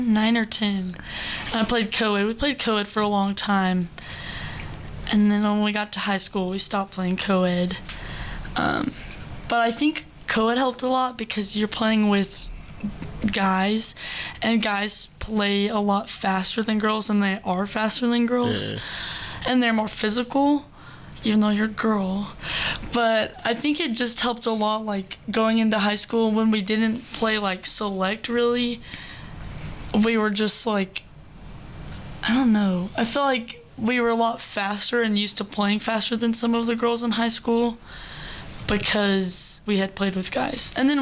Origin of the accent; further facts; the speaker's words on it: Crosby, Texas, United States; We're from Crosby, Texas, so it's like, it's 5 hours away, and it's a little northeast of Houston.